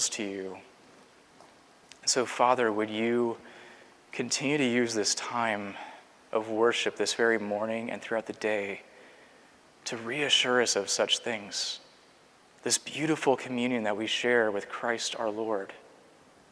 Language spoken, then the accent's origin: English; Seattle, Washington, United States; now in Culpeper, United States; my hometown has seen an increase of, I think, 20 PCA churches just in the last 10 years in Seattle, Washington